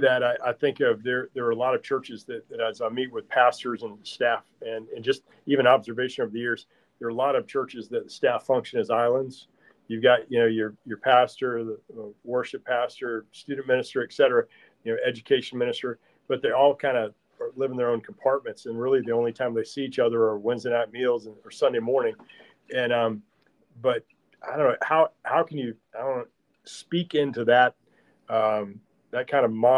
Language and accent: English; DeLand, Florida, United States; I grew up in DeLand